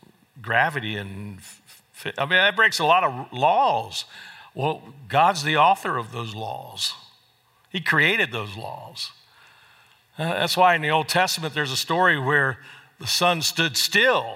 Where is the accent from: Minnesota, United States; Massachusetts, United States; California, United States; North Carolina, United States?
North Carolina, United States; moved away as an adult; also born or lived in Fort Worth, Texas; my hometown in North Carolina